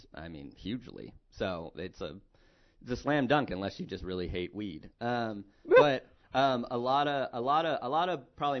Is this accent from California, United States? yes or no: yes; Fremont, California, United States; also born or lived in Hayward, California; I was born in Hayward, California, if anyone wants to know, and I grew up in Fremont, California.